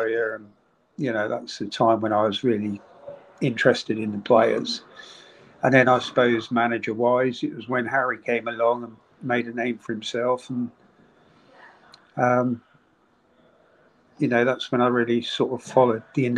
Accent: Poole, South West England, United Kingdom; also born or lived in Boscombe, Bournemouth; I was born in Boscombe Hospital, which was, you know, very near the ground. Raised in Boscombe for a couple of years and then moved to Parkstone

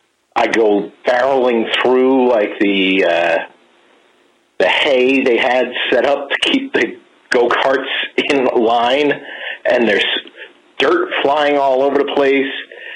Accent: New York metropolitan area, United States; I'm sorry, I'm not from New Jersey. I am from the tri-state.

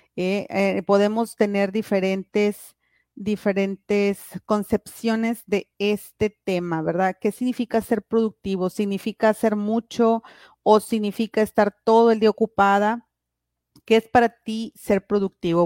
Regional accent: Piedras Negras, Coahuila, Mexico; yo soy aquí de Piedras Negras

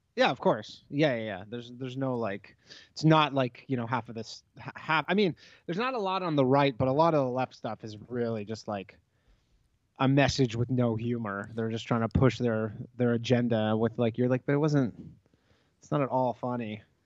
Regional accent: Toronto, Ontario, Canada; moved away; we're both from Toronto

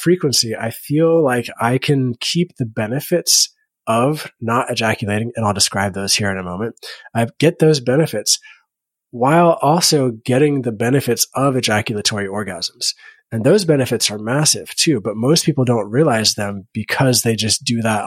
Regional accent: Bible Belt of the United States, United States; I grew up in the Bible Belt of the United States in a public school

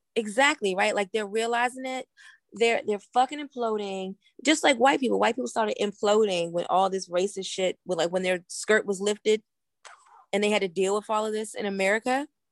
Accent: Washington, District of Columbia, United States; also born or lived in Greensboro, North Carolina; when I came home from Bennett, I worked at the one at Howard, um, on Georgia Avenue

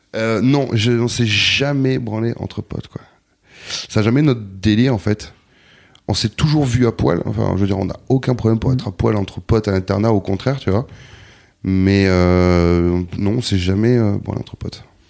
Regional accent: Bordeaux, Nouvelle-Aquitaine, France; moved away as an adult; also born or lived in Basque Country / Anglet; now in Paris, France; je suis né à Bordeaux, j'ai grandi à Bordeaux, puis très jeune, à l'adolescence, je suis parti au Pays Basque

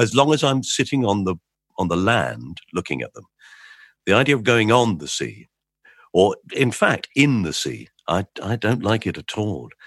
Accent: England, United Kingdom; We're English.

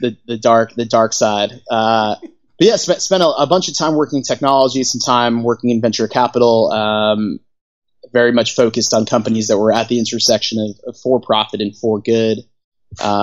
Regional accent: New York City, New York, United States; moved away as an adult; also born or lived in New Orleans / Argentina; I grew up in New York City

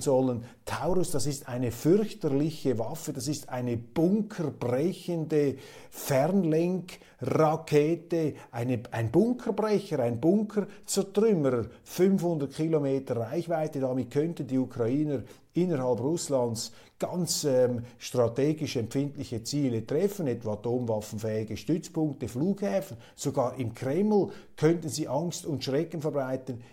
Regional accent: Switzerland; als Schweizer

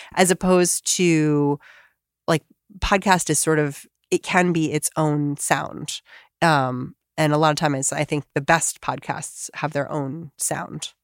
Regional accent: Bethesda, Maryland, United States; I'm in Bethesda. I'm not from D C.

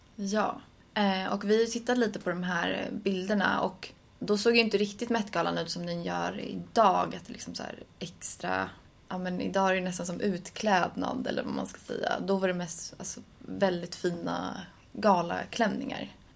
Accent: Sweden; som svensk

